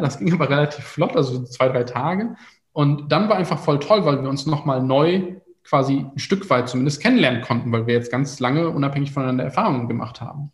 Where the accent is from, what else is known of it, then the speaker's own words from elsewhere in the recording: Germany; in der Stadt, wo ich aufgewachsen bin